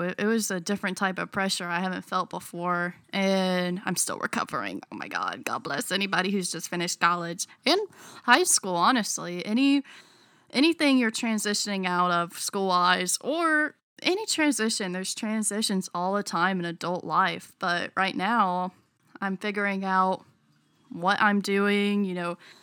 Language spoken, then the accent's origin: English; North Carolina, United States; I am born and raised in North Carolina